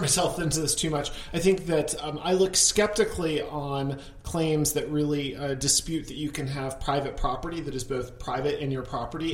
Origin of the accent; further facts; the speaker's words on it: Connecticut, United States; my home state of Connecticut